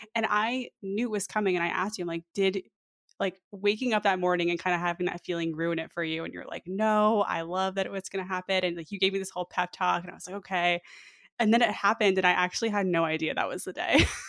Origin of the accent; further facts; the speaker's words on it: New York, United States; moved away as an adult; now in Mountain View, United States; I'm from New York